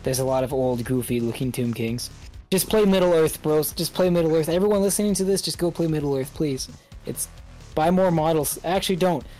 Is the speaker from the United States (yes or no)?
no; Canada; We're a Canadian